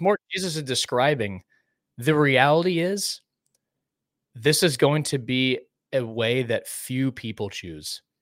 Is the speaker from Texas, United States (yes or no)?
yes; Dallas, Texas, United States; growing up in Dallas